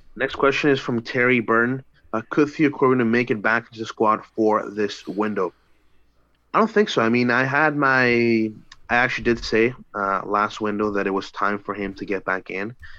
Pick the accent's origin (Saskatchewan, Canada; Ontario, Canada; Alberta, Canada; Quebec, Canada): Alberta, Canada; Edmonton; moved away; Edmonton. Uh, you know, being my hometown